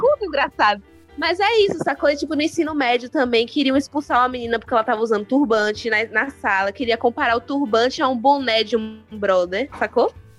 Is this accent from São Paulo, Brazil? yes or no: no; Salvador, Bahia, Brazil; quando eu era criança, eu percebia em Salvador